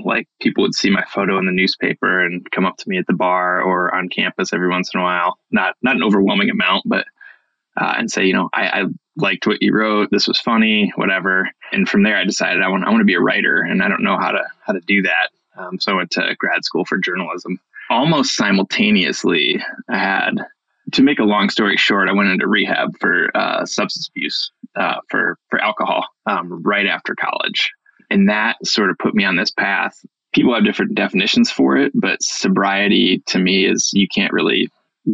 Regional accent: Iowa, United States; moved away as an adult; also born or lived in Montana; I moved west from the Midwest, from Iowa. I'd grown up in Iowa and discovered the mountains

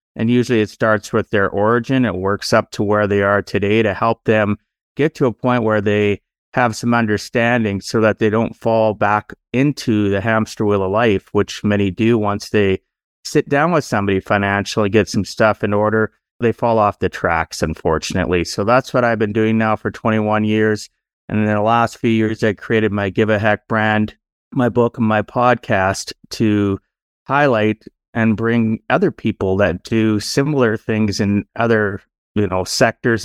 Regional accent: Canada; Born and raised in Canada, I am now in my fifties

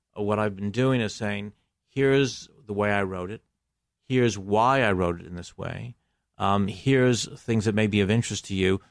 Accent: Buffalo, New York, United States; moved away as an adult; also born or lived in England / Greece; now in Los Angeles, United States; I grew up in Buffalo

